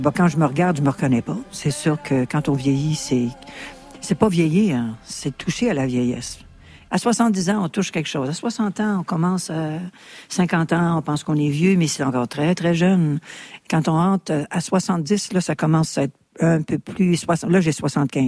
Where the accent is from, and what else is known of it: Quebec, Canada